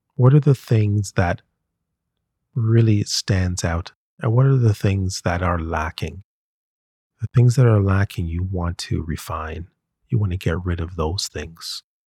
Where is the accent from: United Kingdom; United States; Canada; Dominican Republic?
Canada; We Canadians